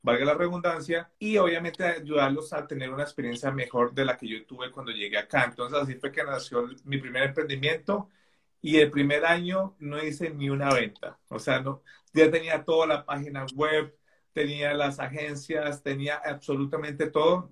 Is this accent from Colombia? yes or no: yes; Bogotá, Colombia; moved away as an adult; now in England, United Kingdom; nací en Colombia, en Bogotá, hace 36 años ya casi